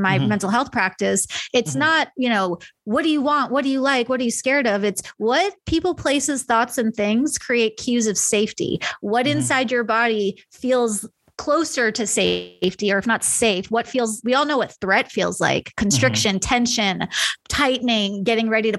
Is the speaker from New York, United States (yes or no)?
yes; New York, United States; now in Kansas City, United States; I grew up in New York